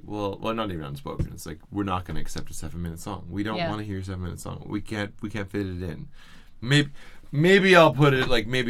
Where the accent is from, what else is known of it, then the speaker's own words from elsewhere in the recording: Salmon Arm, British Columbia, Canada; now in Vancouver, Canada; I lived in Salmon Arm, and I moved away from Salmon Arm, and then Salmon Arm really wasn't my home anymore, and then I'm in Vancouver